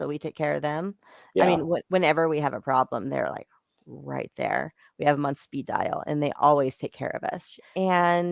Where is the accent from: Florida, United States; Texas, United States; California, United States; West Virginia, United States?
California, United States; Bakersfield; I grew up in Bakersfield, so I saw like some really serious addicts